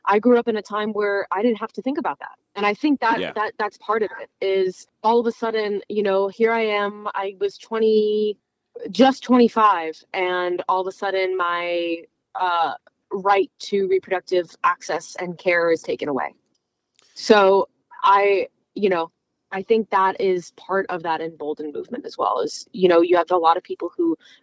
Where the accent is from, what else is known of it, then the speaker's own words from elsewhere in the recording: South Florida, United States; I'm from South Florida